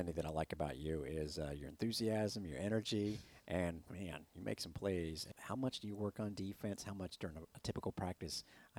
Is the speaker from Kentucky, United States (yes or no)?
yes; Kentucky, United States; because I'm from Kentucky